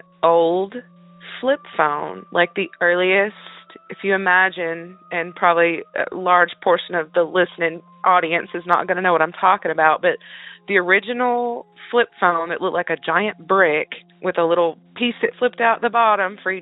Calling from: North Carolina, United States; I'm calling from North Carolina

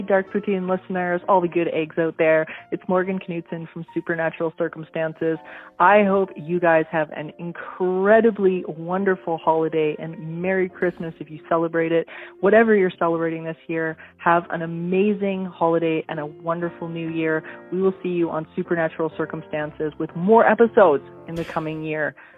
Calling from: Regina, Saskatchewan, Canada; I'm calling from Regina, Saskatchewan

